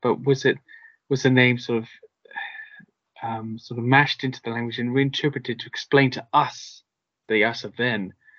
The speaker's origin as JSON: {"language": "English", "region": "Wales", "country": "United Kingdom", "tie": "born or raised there", "said": "which is a part of the island I come from, but my family background is Irish. I grew up in Wales"}